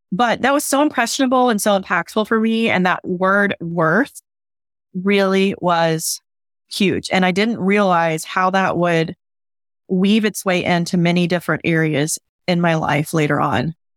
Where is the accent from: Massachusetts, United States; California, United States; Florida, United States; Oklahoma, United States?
Oklahoma, United States; moved away; I'm originally from Oklahoma, so we are considered Southern